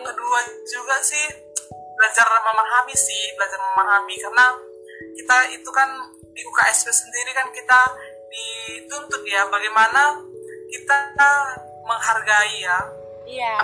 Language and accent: Indonesian; Batak, North Sumatra, Indonesia; accent: Batak; aku dari Batak